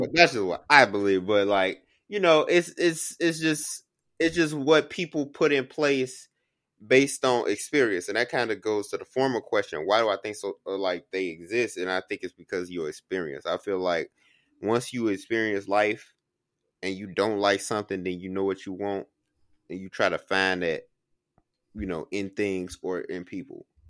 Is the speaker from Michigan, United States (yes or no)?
no; Chicago, Illinois, United States; I'm from Chicago